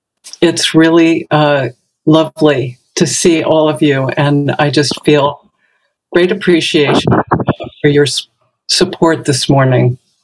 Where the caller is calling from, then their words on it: Branford, Connecticut, United States; a senior student at the Village Zendo, and I'm speaking from Brantford, Connecticut.